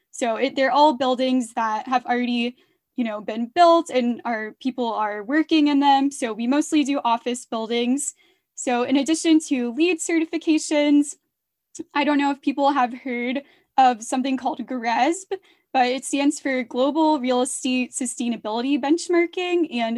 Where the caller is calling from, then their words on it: Atlanta, Georgia, United States; I am calling from Atlanta, Georgia.